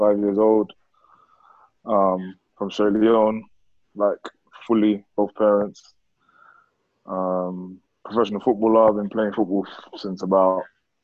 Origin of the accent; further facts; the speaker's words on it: London, United Kingdom; also born or lived in Enfield; I literally moved to Tottenham when I was like, not even one